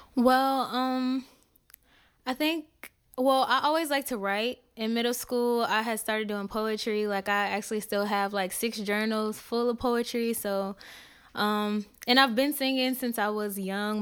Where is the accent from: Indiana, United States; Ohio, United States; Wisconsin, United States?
Indiana, United States; where I'm from, I'm from Indiana.